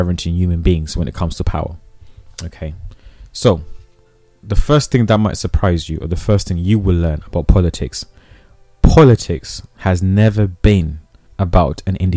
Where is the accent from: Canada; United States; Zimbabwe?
Zimbabwe; I come from Zimbabwe. I was born in Zimbabwe.